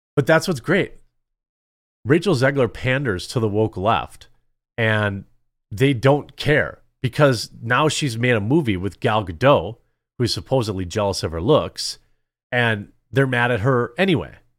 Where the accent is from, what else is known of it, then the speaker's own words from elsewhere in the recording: Wisconsin, United States; I'm from Wisconsin in America.